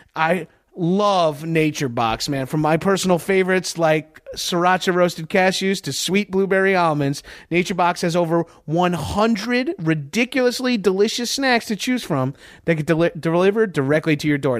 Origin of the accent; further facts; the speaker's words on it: Boston, Massachusetts, United States; I'm from Boston